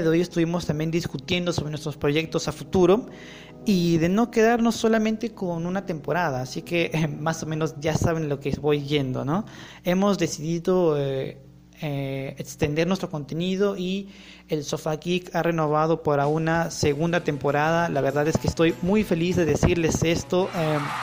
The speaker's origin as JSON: {"language": "Spanish", "country": "Peru", "said": "Soy peruano"}